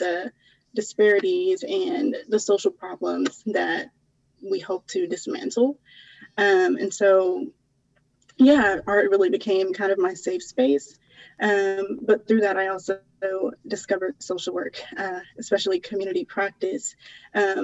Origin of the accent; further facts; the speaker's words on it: Jonesboro, Georgia, United States; moved away; I am from the south side of Atlanta. I grew up in Jonesboro, Georgia